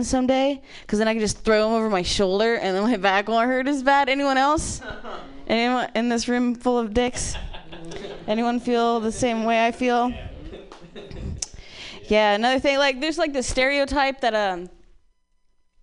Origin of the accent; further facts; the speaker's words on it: Ohio, United States; I'm from Ohio